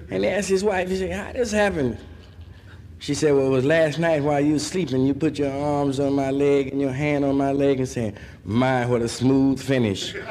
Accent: Chicago, Illinois, United States; And we have a lot of racial prejudice up north, but we're so clever with it. Take my hometown, Chicago.

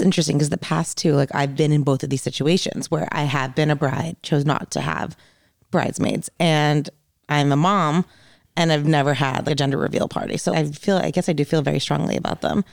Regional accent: New Jersey, United States; moved away; I grew up in New Jersey

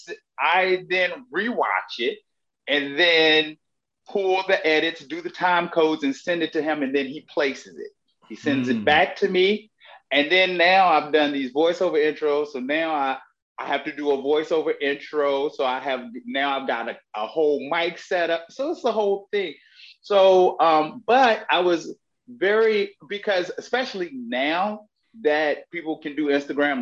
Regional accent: Virginia, United States; moved away as an adult; I grew up in Herb, Virginia

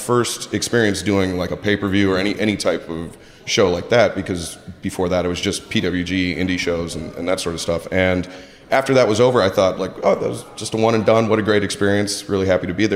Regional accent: Detroit, Michigan, United States; moved away as an adult; also born or lived in Los Angeles; I grew up in Detroit, moved out to LA to follow my dream of being a wrestler

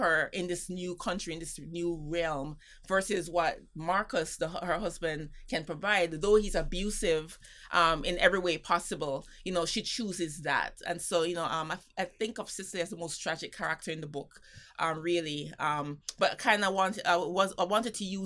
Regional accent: Jamaica; now in New York City, United States; for me, being Jamaican

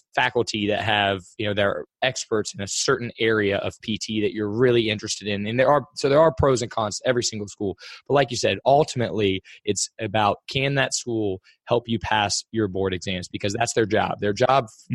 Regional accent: Cincinnati, Ohio, United States; I'm from Cincinnati

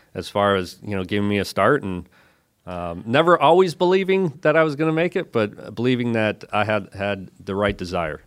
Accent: Bark River, Michigan, United States; moved away as an adult; stay in my hometown

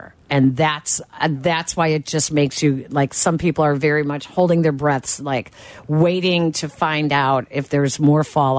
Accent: Chicago, Illinois, United States; Northwest Side, Norwood Park.

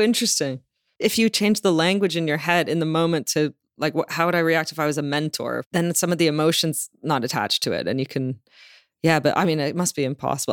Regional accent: Toronto, Ontario, Canada; also born or lived in London, United Kingdom; now in Los Angeles, United States; I grew up in Toronto

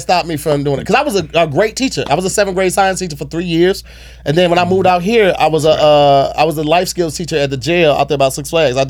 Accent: St. Louis, Missouri, United States; born or raised there

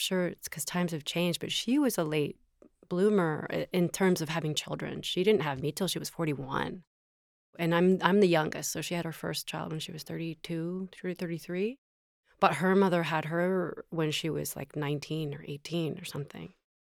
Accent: the South, United States; I grew up in the South. I'm a recovering Catholic.

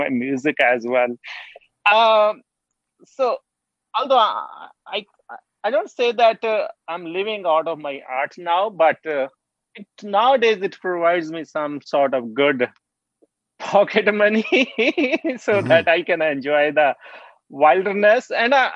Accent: Punjab, India; also born or lived in Squamish, British Columbia, Canada / Saskatchewan, Canada; now in Whitehorse, Canada; I'm originally from Punjab, which is in the north of India. I was born in a village, Siad, in a small village

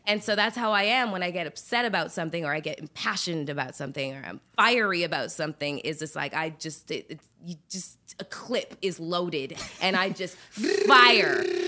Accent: Canada; I'm Canadian

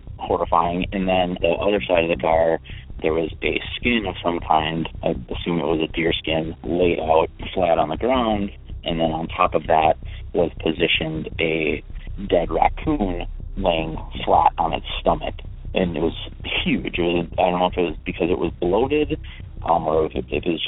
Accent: Sheboygan Falls, Wisconsin, United States; now in Minnesota, United States; I grew up in Sheboygan County, Sheboygan Falls, Wisconsin

